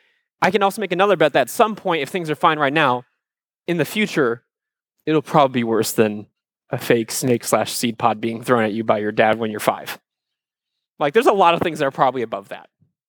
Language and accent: English; Cedar Rapids, Iowa, United States; I love Iowa. I grew up in Cedar Rapids, Iowa, which is, if you've never been there before, think of a town like Fort Myers, about the same size.